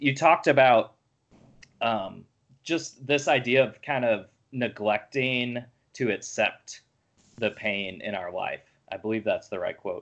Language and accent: English; Oshkosh, Wisconsin, United States; both growing up in Oshkosh